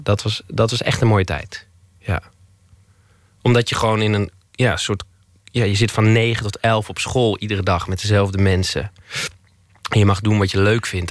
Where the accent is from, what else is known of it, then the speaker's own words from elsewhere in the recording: Twello, Gelderland, Netherlands; moved away; ik ben opgegroeid in Twello, tussen, in de weilanden.